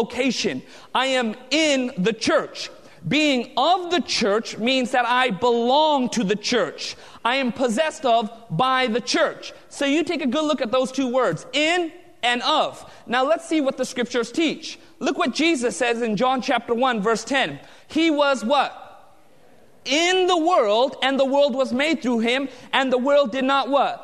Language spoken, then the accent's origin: English; Southern California, United States; I was born and raised in Southern California